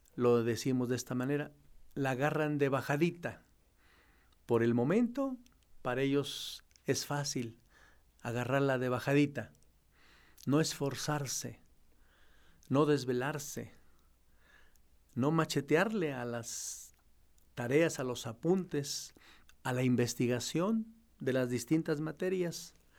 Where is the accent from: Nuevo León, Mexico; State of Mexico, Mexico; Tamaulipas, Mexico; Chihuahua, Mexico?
State of Mexico, Mexico; a village 10 km from La Marquesa; moved away; cuando era pastor en mi tierra, en mi pueblo, allá a 10 kilómetros de la Marquesa